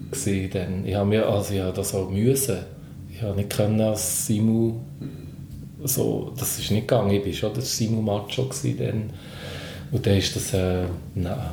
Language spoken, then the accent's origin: German; Bern, Switzerland; Es war natürlich noch eine spezielle Situation, als Berner Gruppe auf dem Hausberg, aus diesem Festival, wo ich noch viel aus der Jugend kenne